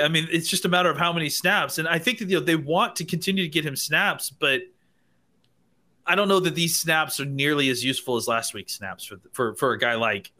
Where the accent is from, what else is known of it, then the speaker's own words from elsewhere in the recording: Texas, United States; I'm from Texas, so I go to the Texas State Fair, and it's in Dallas, so I've been a ton.